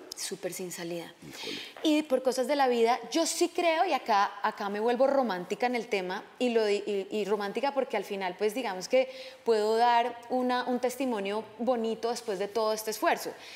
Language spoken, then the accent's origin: Spanish; Villavicencio, Meta, Colombia; now in Los Angeles, United States; yo crecí, yo nací en Villavicencio, yo crecí en un avión pequeño de mi papá y sobre la selva y la verdad que crecí en la selva